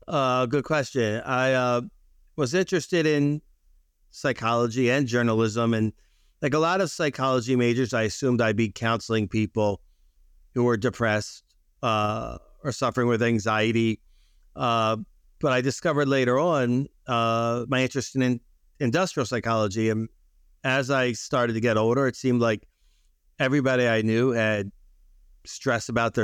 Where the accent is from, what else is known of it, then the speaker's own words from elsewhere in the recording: Baltimore, Maryland, United States; born there; also born or lived in Chicago; now in New York, United States; And I was born in Baltimore.